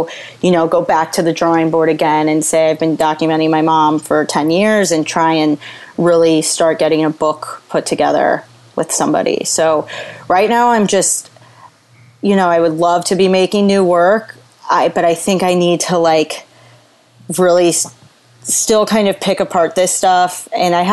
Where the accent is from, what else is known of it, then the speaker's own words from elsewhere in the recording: Missouri, United States; moved away as an adult; now in Brooklyn, United States; we're two girls from Missouri and Puerto Rico